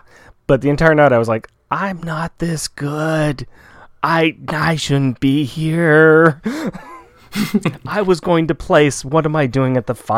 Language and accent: English; West Coast, United States; We're from the West Coast.